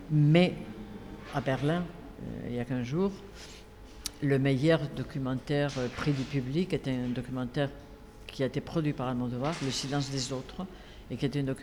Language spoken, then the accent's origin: French; Nantes, Pays de la Loire, France; de mon ancrage aussi à Nantes et en France. Euh, quand on me dit d'où tu viens et qui tu es, euh, je ne sais pas très bien comment me définir. Parce qu'en Espagne, je suis toujours un peu française